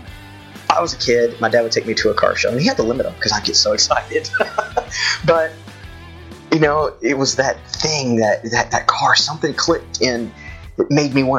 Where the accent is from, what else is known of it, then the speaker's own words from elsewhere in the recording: Humble, Texas, United States; A little town called Humble, Texas, on the north side of Houston